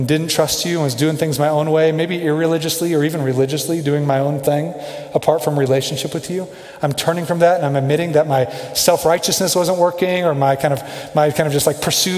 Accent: Kansas City, United States; moved away as an adult; now in Denver, United States; I grew up in Kansas City

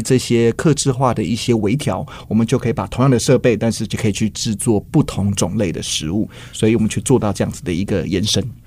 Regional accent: Taiwan; 像我们台湾人

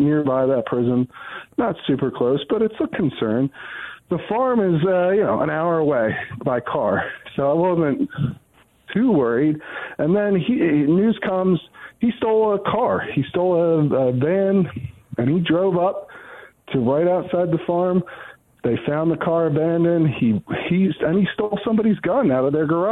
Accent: Downingtown, Pennsylvania, United States; I'm from Chester County, Pennsylvania. I grew up in Downingtown

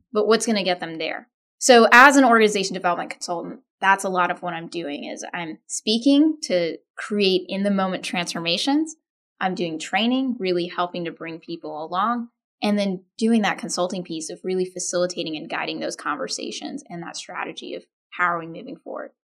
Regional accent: Austin, Texas, United States; My parents are from India. I grew up in Austin, Texas.

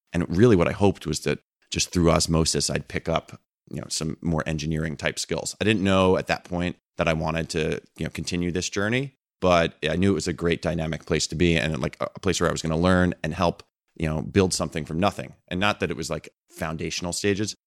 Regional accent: Red Bank, New Jersey, United States; moved away as an adult; also born or lived in London; I grew up in New Jersey, a town called Red Bank

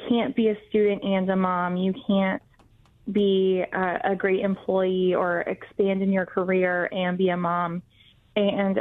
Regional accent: Florida, United States; here in my home state of Florida

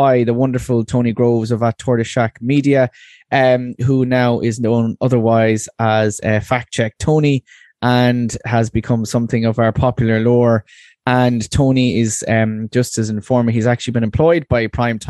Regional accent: Waterford, Munster, Ireland; I'm from Waterford

